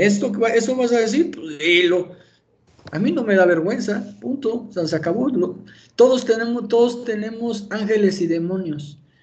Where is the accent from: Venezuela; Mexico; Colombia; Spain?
Mexico; Durango; ahí en mi tierra, en Durango, en Tierra Blanca